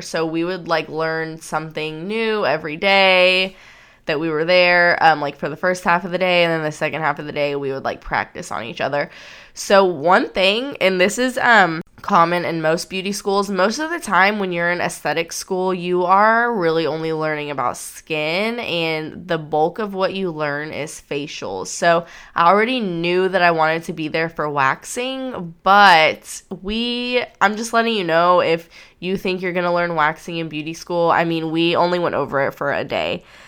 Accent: Houston, Texas, United States; also born or lived in Austin; I ended up coming back to the burbs of Houston to my family where I'm from

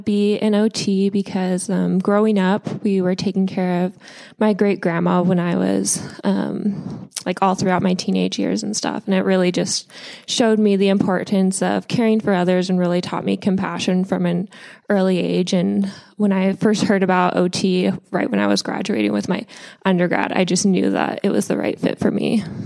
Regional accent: Northern California, United States; I am from a small rural town in Northern California, about as far north as you can possibly go

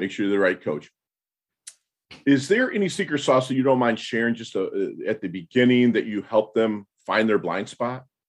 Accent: Midwest, United States; I'm from the Midwest

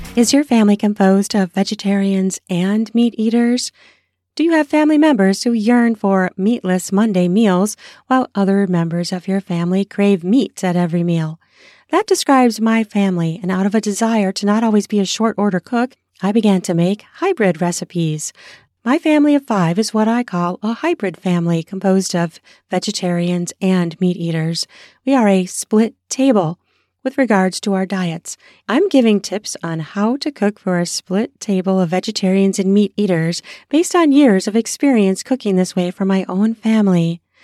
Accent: United States; I'm American

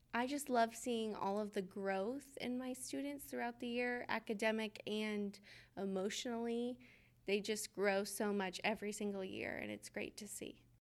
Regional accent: Georgia, United States; I'm from Georgia

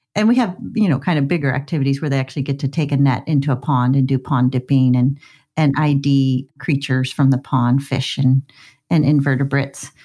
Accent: Scottsdale, Arizona, United States; now in Vancouver, Canada; I grew up in Scottsdale, Arizona, in the suburbs

